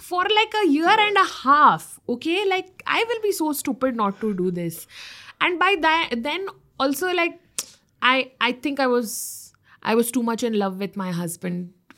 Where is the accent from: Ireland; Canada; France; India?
India; North Karnataka; moved away; I'm from North Karnataka, so I started doing videos in my dialect